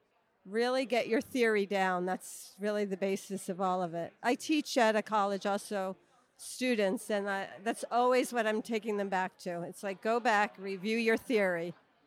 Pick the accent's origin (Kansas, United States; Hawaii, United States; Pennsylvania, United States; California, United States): Hawaii, United States; I'm from the Big Island.